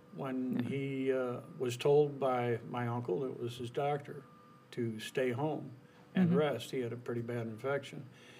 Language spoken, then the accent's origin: English; Taylor, United States; I was born and raised in Taylor.